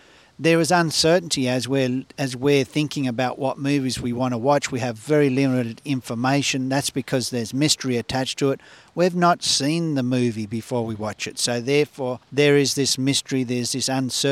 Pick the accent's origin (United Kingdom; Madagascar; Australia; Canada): Australia; we're growing up in Australia and being educated in Australia.